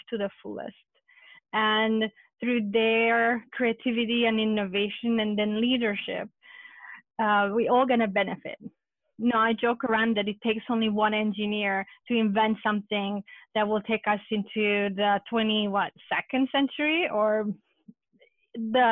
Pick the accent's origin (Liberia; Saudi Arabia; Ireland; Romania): Romania; now in United States; when I was growing up in Romania as a Hungarian girl